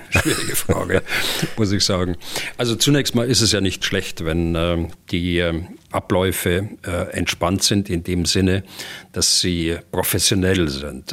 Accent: Germany; bei uns in Deutschland

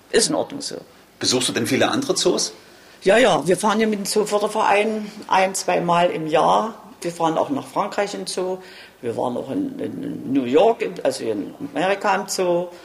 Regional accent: Wroclaw, Lower Silesian Voivodeship, Poland; born there; moved away; Nein, nein, nein. ich bin geflüchtet. Ich bin auch in Breslau geboren.

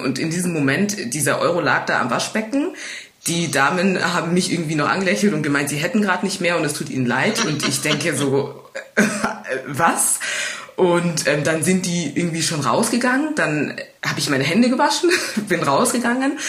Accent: Munich, Bavaria, Germany; woher kommst du? Und wenn ich sage aus München

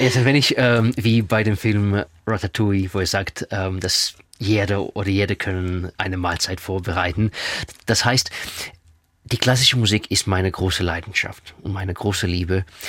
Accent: Israel; first language Russian; German is a second language; moved away; also born or lived in Russia; meine Muttersprache ist Russisch. Äh, ich war in Russland geboren. Zweite Sprache ist Hebräisch, weil ich in Israel aufgewachsen bin

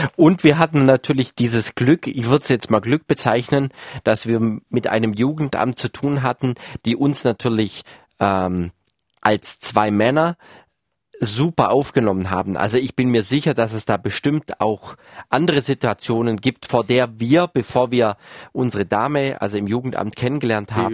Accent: Baden-Württemberg, Germany; wo ich groß geworden bin, also äh, in Baden-Württemberg irgendwo, wo sich Fuß, äh, Fuchs und Haas gut Nacht sagt

